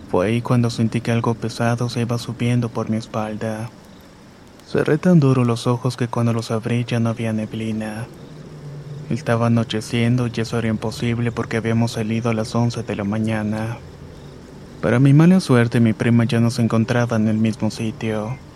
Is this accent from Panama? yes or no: yes; Puerto Armuelles, Chiriquí, Panama; Soy de Panamá y vivo en un puerto llamado Puerto Muelles.